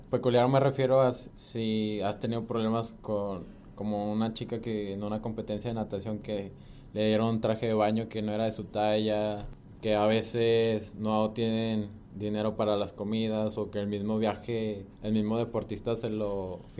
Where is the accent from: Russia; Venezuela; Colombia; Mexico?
Mexico; yo soy mexicano